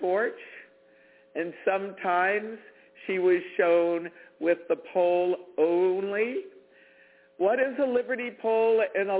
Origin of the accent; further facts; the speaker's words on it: Washington, District of Columbia, United States; I grew up in the Washington, D.C. metropolitan area.